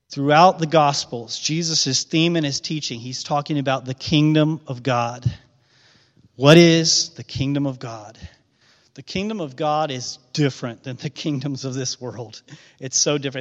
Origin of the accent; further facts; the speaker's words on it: Midwest, United States; a Midwestern guy from a small town